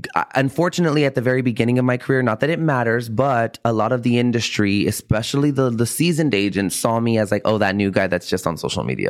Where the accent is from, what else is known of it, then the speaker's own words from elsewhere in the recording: San Antonio, Texas, United States; also born or lived in Austin, Texas; I was born and raised on the South Side here in San Antonio